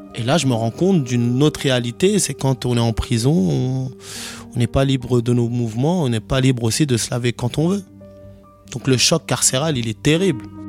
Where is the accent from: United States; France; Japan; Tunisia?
France; Garges-lès-Gonesse, Île-de-France; j'ai 32 ans. J'ai grandi ici, à Garges-les-Gonesses